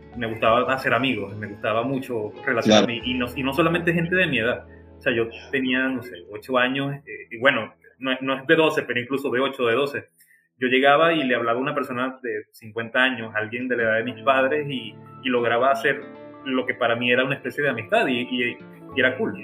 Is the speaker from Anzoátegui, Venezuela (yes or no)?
yes; El Tigre, Anzoátegui, Venezuela; yo soy del Tigre, eh, del estado de en, Venezuela